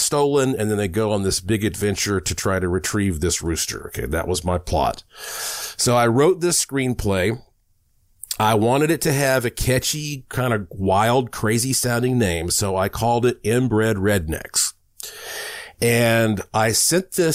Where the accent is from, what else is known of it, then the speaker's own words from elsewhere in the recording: Asheville, North Carolina, United States; being born in the Blue Ridge Mountains of Asheville, North Carolina